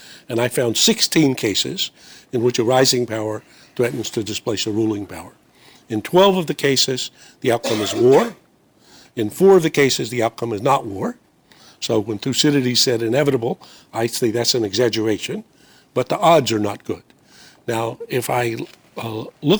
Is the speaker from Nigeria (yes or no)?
no; North Carolina, United States; red-necked Americans like me, I'm from North Carolina